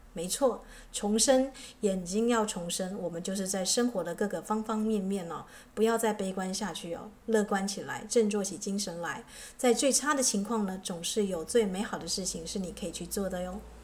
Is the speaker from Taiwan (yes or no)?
yes; Taitung, Taitung County, Taiwan; moved away; 我的故乡在台东是这个荒山僻林的地方